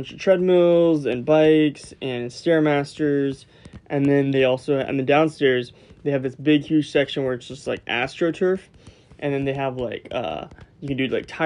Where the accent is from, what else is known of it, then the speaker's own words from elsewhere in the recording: Florida, United States; where I grew up in Florida